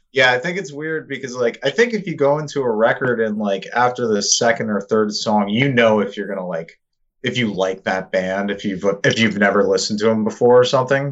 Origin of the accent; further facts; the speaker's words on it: Long Island, New York, United States; now in Queens, United States; we're from Long Island, but I live in like Queens